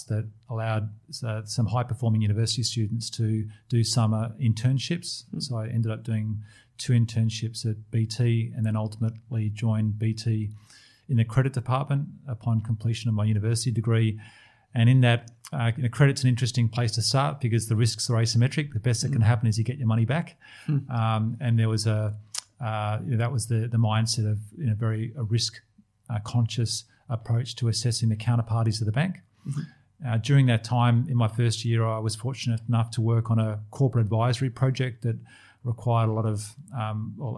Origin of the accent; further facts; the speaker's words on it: Sydney, New South Wales, Australia; also born or lived in London; I grew up in Sydney. I ended up spending 10 years living and working in London, but my formative years were in Sydney